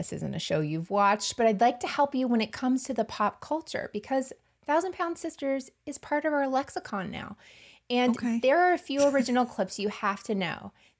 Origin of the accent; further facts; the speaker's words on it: the South, United States; I'm from the South. This happens all the time. You marry a set of brothers.